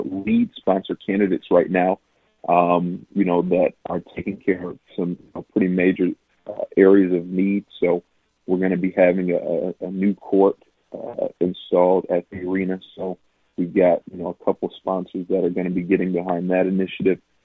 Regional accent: Flint, Michigan, United States; my hometown and for my community.

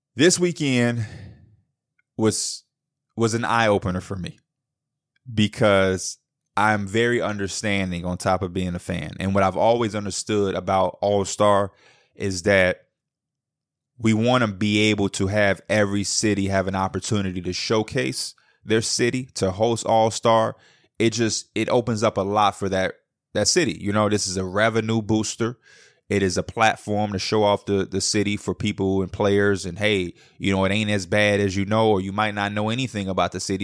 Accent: Chicago, Illinois, United States; I'm from the Midwest, I'm from Chicago

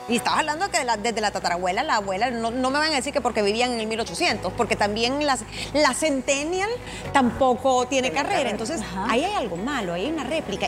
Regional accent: El Salvador; soy salvadoreña, vivo acá.

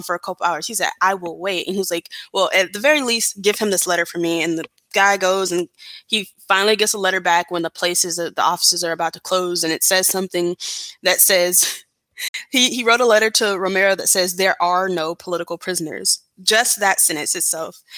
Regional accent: Atlanta, Georgia, United States; I grew up in Atlanta

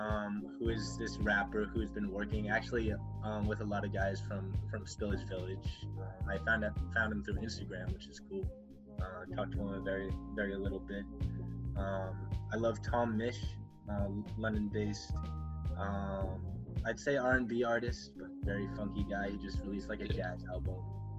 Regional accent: Philippines; And he's Filipino. I'm Filipino, by the way.

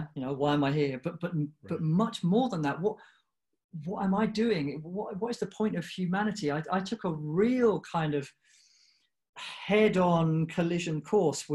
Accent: United Kingdom; I grew up in the UK, and I was born there.

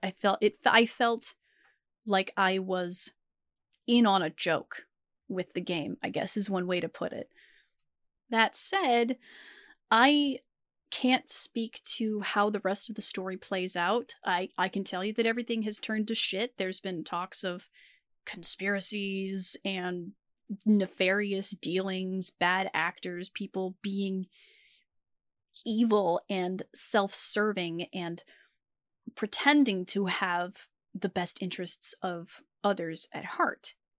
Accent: United States; as an American citizen. We have taxes here in the U S

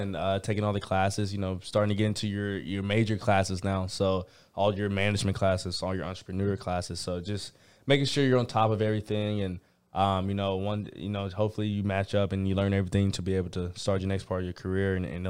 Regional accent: Georgia, United States; because I'm from Georgia.

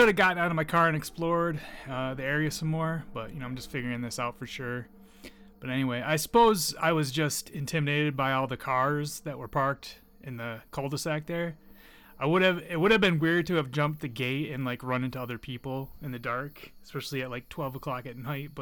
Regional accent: a lighthouse town on Lake Michigan, Great Lakes, United States; In my hometown, there is this haunted cemetery that has many interesting decedents, such as the original lighthouse operator of the town and his wife, both who are alleged to still haunt the lighthouse that's along Lake Michigan

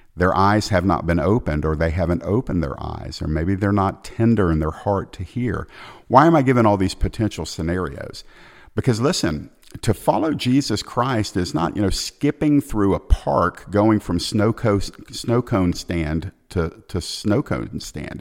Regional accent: Georgia, United States; my home state of Georgia here in the United States

